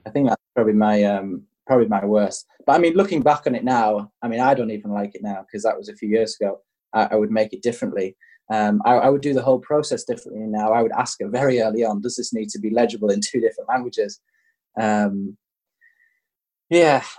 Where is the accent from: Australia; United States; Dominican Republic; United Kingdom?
United Kingdom; England; I'm English